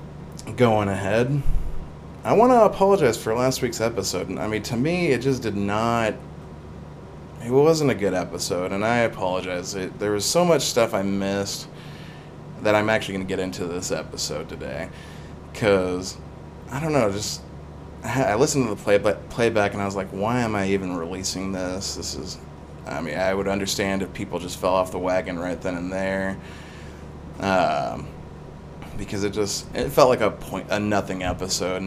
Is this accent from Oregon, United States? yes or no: yes; Salem, Oregon, United States; I'm from Salem, Oregon